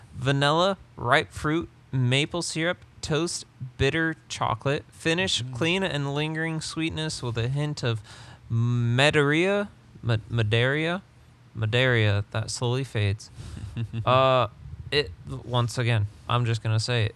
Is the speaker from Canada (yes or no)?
no; England, United Kingdom; I'm English